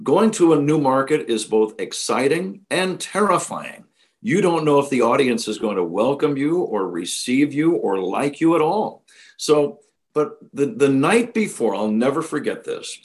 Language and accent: English; San Jose, California, United States; growing up in San Jose, California